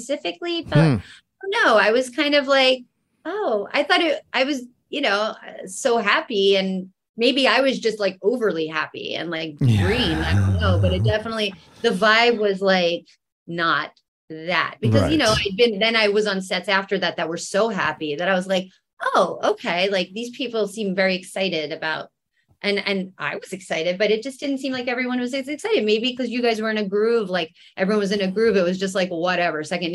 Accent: Huntingdon Valley, Pennsylvania, United States; I'm from Huntington Valley

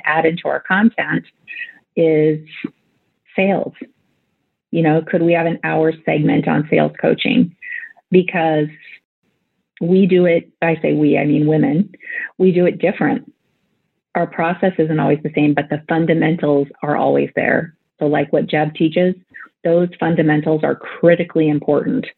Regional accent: Nebraska, United States; I grew up in Nebraska in a small town, 765 people

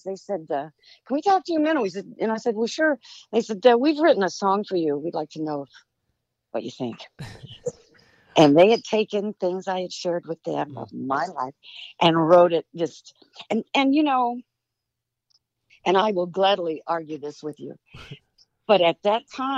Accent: Southern California, United States; also born or lived in Texas; born in Texas, but I was raised in Southern California

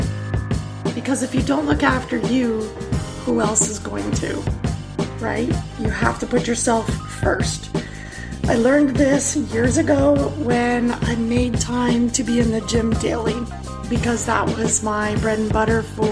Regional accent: near Niagara Falls, Ontario, Canada; I am from Ontario, Canada, near Niagara Falls.

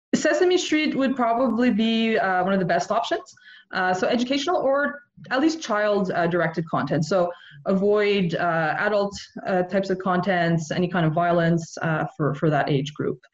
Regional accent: Montreal, Quebec, Canada; now in Nova Scotia, Canada; I grew up in Montreal, so I grew up in a very bilingual family in a very bilingual community

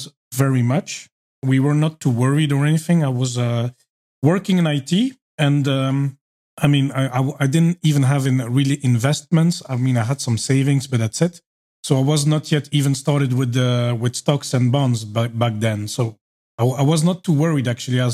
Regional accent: Belgium; moved away as an adult; also born or lived in Norway; I'm from Belgium.

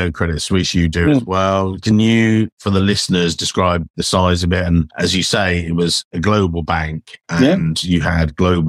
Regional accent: England, United Kingdom; as an Englishman

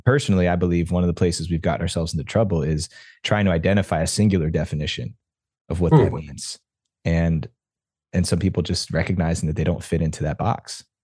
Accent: New Jersey, United States; culturally where I grew up in New Jersey, playing baseball, being an athlete

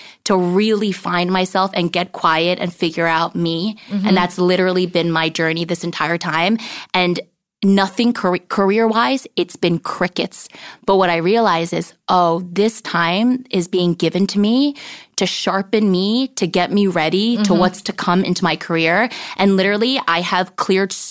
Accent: New Jersey, United States; moved away as an adult; also born or lived in Brooklyn, New York; now in Los Angeles, United States; I grew up in New Jersey

